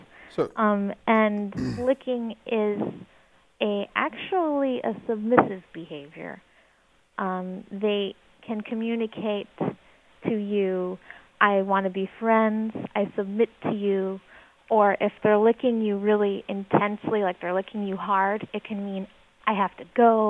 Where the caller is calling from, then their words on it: Virginia, United States; Just south of Richmond.